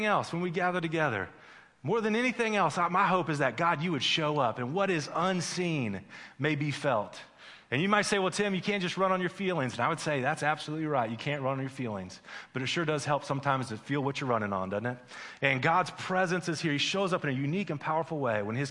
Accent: Midwest, United States; moved away as an adult; also born or lived in Missouri / Las Vegas; My wife, Tiffany, and I, we grew up in the Midwest

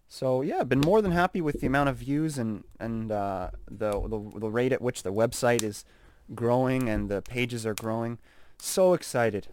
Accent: Saskatoon, Saskatchewan, Canada; It's tough growing up in Canada. It's tough growing up in Saskatoon.

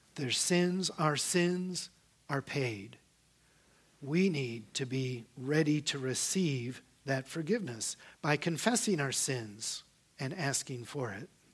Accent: Northern Virginia, United States; I was born and raised here in Northern Virginia

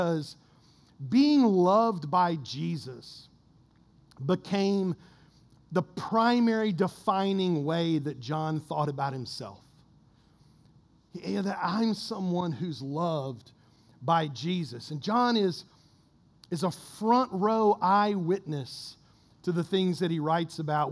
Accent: Kentucky, United States; I'm from Kentucky.

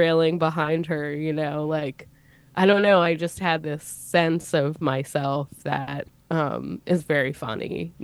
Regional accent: United States; I grew up kind of near New York City

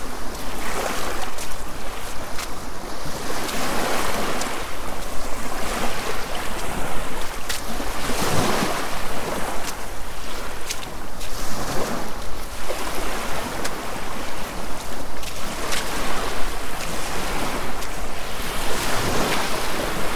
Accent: Poole, South West England, United Kingdom; I was born in Poole General Hospital, I think it's called, 51 years ago today.

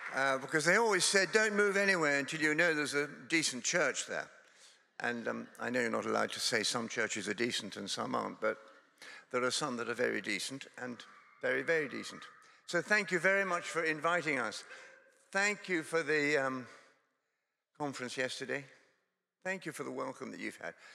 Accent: Scotland, United Kingdom; also born or lived in Durham; now in England; Scotland is my home. I come from Scotland.

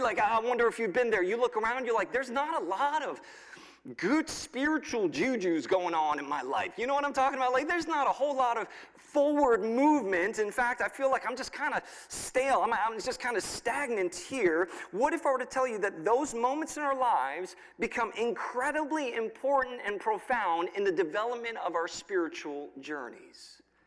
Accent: New York, United States; now in State College, United States; I grew up in New York, so I'm used to some cold weather

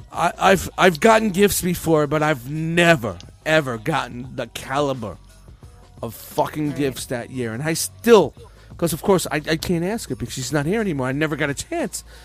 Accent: New York City, New York, United States; we grew up in Canarsie, Brooklyn.

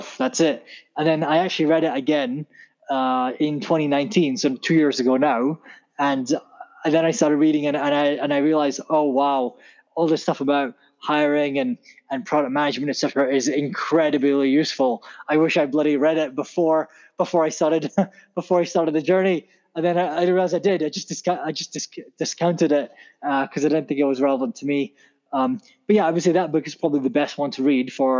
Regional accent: Scotland, United Kingdom; also born or lived in Pakistan; I grew up in Scotland. I was born in Pakistan, but I moved here when I was 1, 2 or whatever.

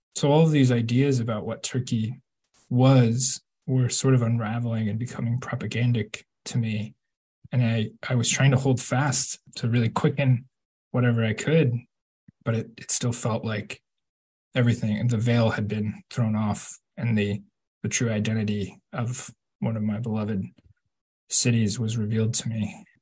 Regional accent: Kansas, United States; I grew up in Kansas. We've got nothing but big blue skies.

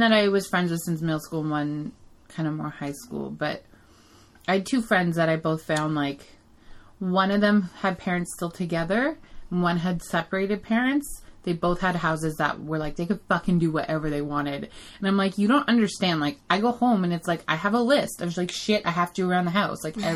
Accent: Ottawa, Ontario, Canada; I grew up in Barrhaven, like, my whole life

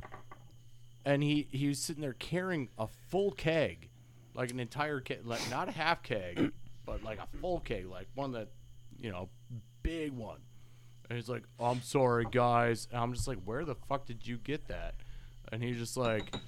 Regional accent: Wisconsin, United States; growing up in Wisconsin

